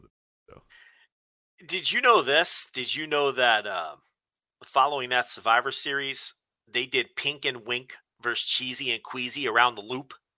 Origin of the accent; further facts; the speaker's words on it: New Jersey, United States; growing up in New Jersey